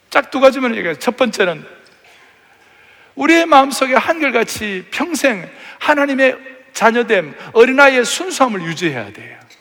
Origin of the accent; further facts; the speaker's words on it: Uiseong, North Gyeongsang, South Korea; 제가 의성 출신인데 경북 의성 청송 영덕이라고 있어요. 아주 시골.